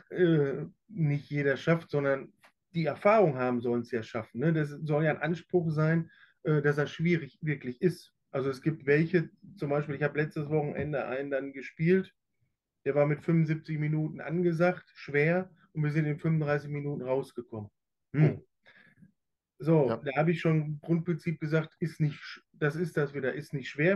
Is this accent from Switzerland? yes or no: no; Plettenberg, North Rhine-Westphalia, Germany; weil ich bin ja in Plettenberg auch groß geworden